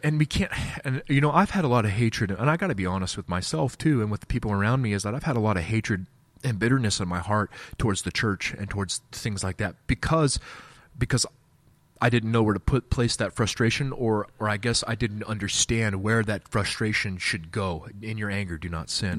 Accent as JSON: {"language": "English", "town": "Wichita", "region": "Kansas", "country": "United States", "said": "I'm from Wichita, Kansas"}